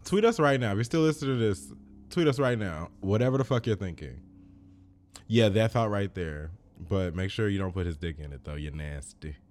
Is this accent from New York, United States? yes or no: no; Chicago, Illinois, United States; I grew up in Chicago.